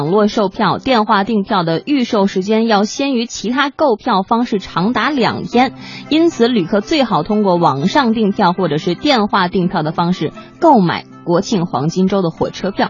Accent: Beijing, China; 我是在石景山首钢医院出生的

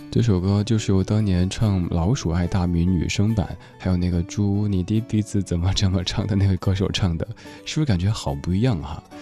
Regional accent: Chengdu, Sichuan, China; 有朋友听说我是成都人的时候

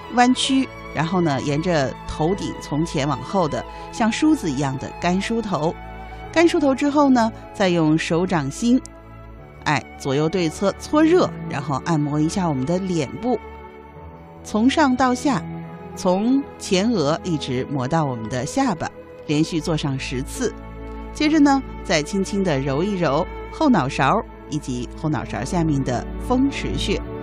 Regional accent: China; 我们中国人

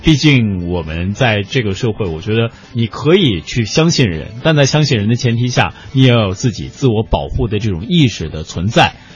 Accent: Northeast China, China; now in Beijing, China; 我刚到北京的时候，我说人家说我是从东北到这儿来的

